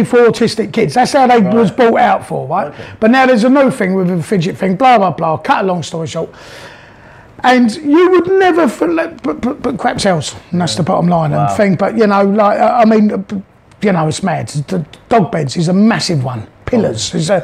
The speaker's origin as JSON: {"language": "English", "area": "Whitton and Hanworth, near Twickenham", "region": "London", "country": "United Kingdom", "tie": "born or raised there", "moved": "as an adult", "lives_now": "Pattaya, Thailand", "said": "I grew up really in a gaff called Witten, and Hamworth, all round there, which is quite near to Twickenham"}